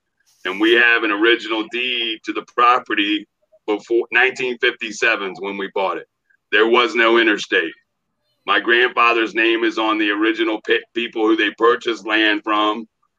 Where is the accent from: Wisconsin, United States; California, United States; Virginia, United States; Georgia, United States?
Virginia, United States; Norfolk; I was born and raised in Norfolk, Virginia. Attended Norfolk Christian High School, graduated class of 81.